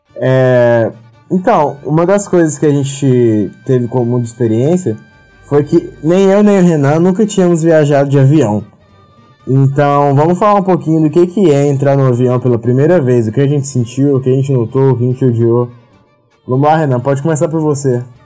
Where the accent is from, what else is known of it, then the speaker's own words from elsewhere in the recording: Minas Gerais, Brazil; moved away as an adult; also born or lived in Campinas; now in Tilburg, Netherlands; eu sou de Minas Gerais e eu mudei em 2014 para Campinas para fazer Unicamp